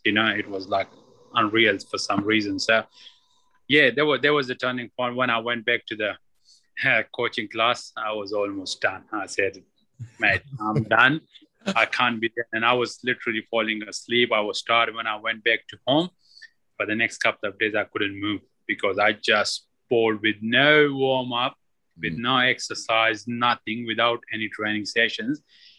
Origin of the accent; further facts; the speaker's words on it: Pakistan; I came from Pakistan and no training whatsoever, no cricket.